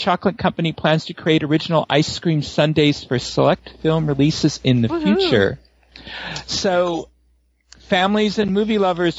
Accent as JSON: {"language": "English", "town": "San Francisco", "region": "California", "country": "United States", "tie": "born or raised there", "said": "I was raised in San Francisco, I grew up with Ghirardelli's and going down to the chocolate factory"}